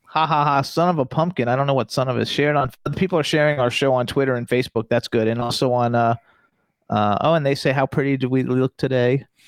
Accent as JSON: {"language": "English", "region": "Florida", "country": "United States", "also_born_or_lived": "Doylestown, Pennsylvania", "moved": "yes", "lives_now": "Palm Springs, United States", "said": "We're from Florida. I'm from Florida"}